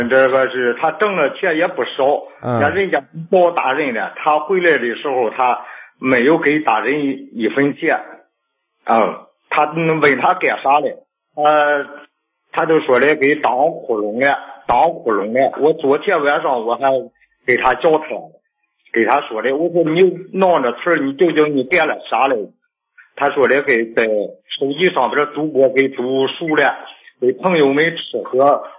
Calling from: Shijiazhuang, Hebei, China; 我是石家庄的。

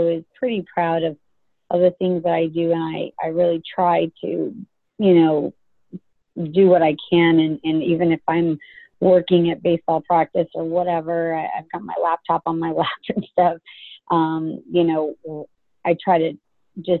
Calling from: Dallas, Texas, United States; I'm calling actually from Dallas.

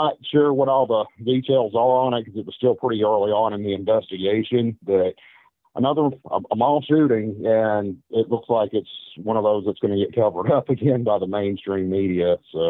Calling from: Memphis, Tennessee, United States; I am calling you from Memphis, Tennessee tonight.

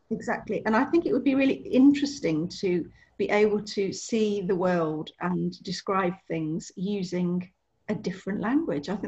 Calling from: Leamington Spa, West Midlands, United Kingdom; I'm in Leamington Spa in Warwickshire um, at the moment.

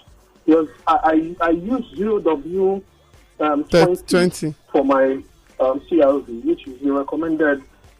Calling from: Edmonton, Alberta, Canada; I'm calling from Edmonton, Canada.

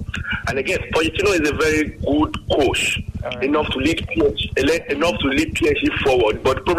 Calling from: Nigeria; Good evening … calling from Okeogba.

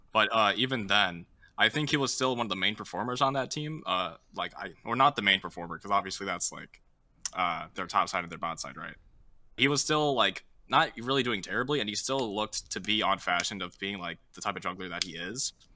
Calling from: St. Louis, Missouri, United States; I'm calling from St. Louis

